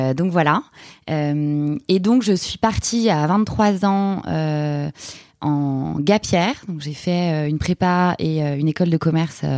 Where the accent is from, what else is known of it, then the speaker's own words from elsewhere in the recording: Paris, Île-de-France, France; moved away as an adult; also born or lived in Buenos Aires, Argentina; je suis une Parisienne 100%. Euh, j'ai fait mes études entre saint de passy La Tour